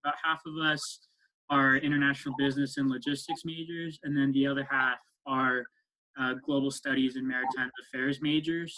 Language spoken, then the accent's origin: English; East Bay, California, United States; also born or lived in Stanford, California; I grew up in the East Bay most of my life